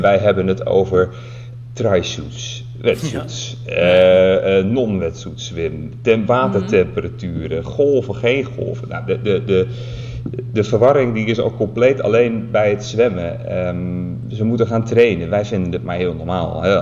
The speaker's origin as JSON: {"language": "Dutch", "country": "Netherlands", "said": "als Nederlander"}